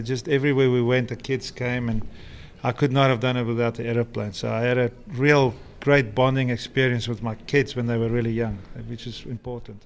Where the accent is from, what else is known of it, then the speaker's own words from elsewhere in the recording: South Africa; moved away as an adult; also born or lived in London, United Kingdom; now in Florida, United States; where I come from in South Africa, we only about I think there's only about 20,000 people in this little town where, where I live